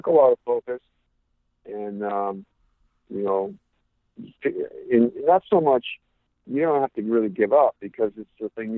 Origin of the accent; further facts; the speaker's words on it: West Coast, United States; But growing up on the West Coast, I had the privilege to see amazing athletes like Don Leo Jonathan